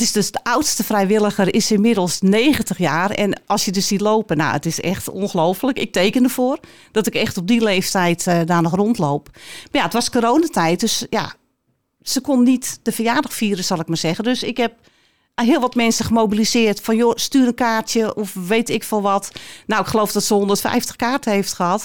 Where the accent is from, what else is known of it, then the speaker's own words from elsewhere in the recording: Alkmaar, North Holland, Netherlands; Een echte Alkmaarse, geboren en getogen in Alkmaar. Ik woon mijn leven lang al in Alkmaar.